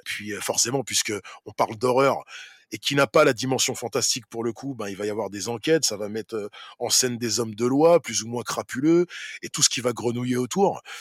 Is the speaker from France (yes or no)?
yes; Saint-Ouen, Île-de-France, France; ma ville, là d'où je viens, où j'ai grandi, où je suis encore